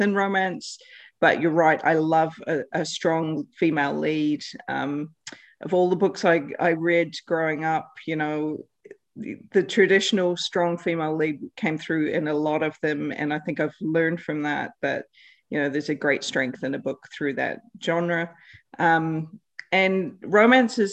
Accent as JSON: {"language": "English", "country": "New Zealand", "moved": "yes", "lives_now": "South Australia, Australia", "said": "I'm originally from New Zealand with Canadian family."}